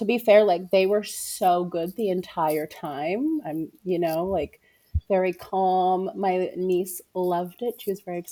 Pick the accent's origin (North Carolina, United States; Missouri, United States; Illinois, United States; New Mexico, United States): Missouri, United States; also born or lived in Pennsylvania; Missouri. That's where I'm from.